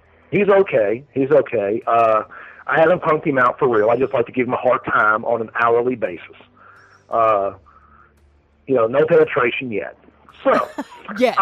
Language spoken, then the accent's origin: English; Arizona, United States; I'm from Arizona.